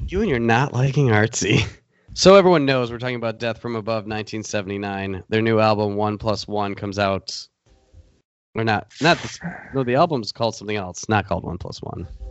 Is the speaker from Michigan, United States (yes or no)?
yes; Michigan, United States; we're from Michigan